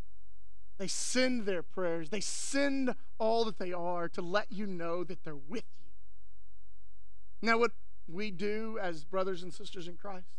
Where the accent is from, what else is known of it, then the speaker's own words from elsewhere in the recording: West Texas, United States; growing up in West Texas